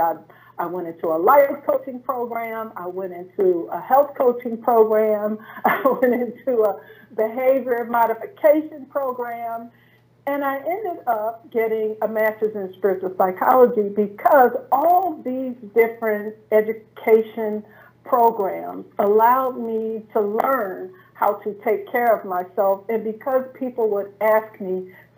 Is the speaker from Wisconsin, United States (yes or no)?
no; St. Louis, Missouri, United States; I was a systems engineer in my hometown of St. Louis, Missouri